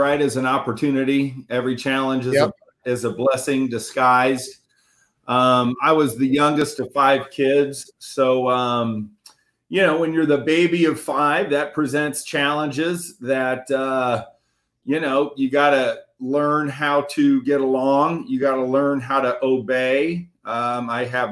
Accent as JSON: {"language": "English", "town": "Indianapolis", "region": "Indiana", "country": "United States", "tie": "born or raised there", "said": "I was born right in Indianapolis, Indiana, and right in a little town inside of Indianapolis called Broad Ripple, which I literally live about 10 blocks from where I was born"}